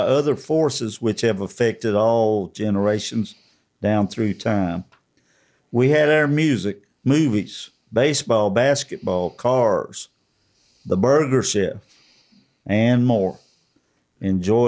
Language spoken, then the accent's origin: English; Waycross, Georgia, United States; growing up on Dog Hill. Dog Hill was our neighborhood on Mount Pleasant Road, Waycross, Georgia